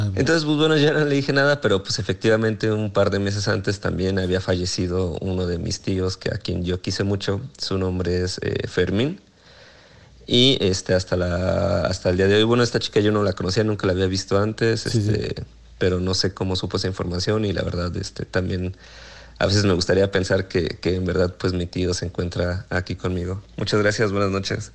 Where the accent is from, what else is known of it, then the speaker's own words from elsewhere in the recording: Morelia, Michoacán, Mexico; moved away; also born or lived in Mexico City; yo soy de, Morelia, entonces pensé que tal vez por mi acento